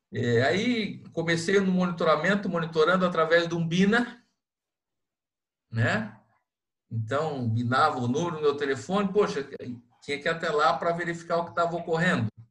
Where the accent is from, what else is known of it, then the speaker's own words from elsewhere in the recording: Londrina, Paraná, Brazil; now in Itapoá, Brazil; Eu morava em Londrina, sou natural de Londrina, e quando mudei para Itapoá